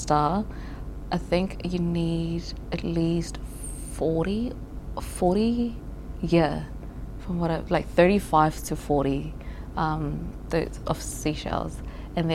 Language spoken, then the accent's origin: English; Fiji; also born or lived in Tuvalu; now in New Zealand; I was born here, but I was raised in Fiji